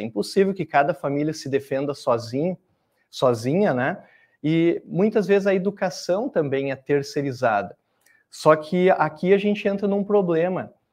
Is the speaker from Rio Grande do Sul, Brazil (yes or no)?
yes; Cachoeira do Sul, Rio Grande do Sul, Brazil; also born or lived in Dom Pedrito / Canela / Novo Hamburgo; eu nasci em Dom Pedrito, no Rio Grande do Sul, mas a vida toda vivi em Cachoeira do Sul, pelo menos minha infância, adolescência